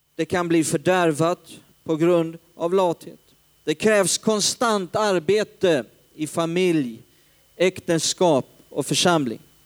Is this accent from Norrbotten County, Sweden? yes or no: no; Hällefors, Örebro County, Sweden; also born or lived in Stockholm; uppe i Hällefors där jag kommer ifrån